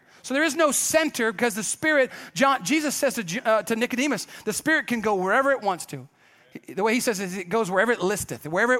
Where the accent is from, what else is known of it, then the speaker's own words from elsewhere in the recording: Kenya; now in United States; because I grew up in Kenya, everybody. My parents were missionaries.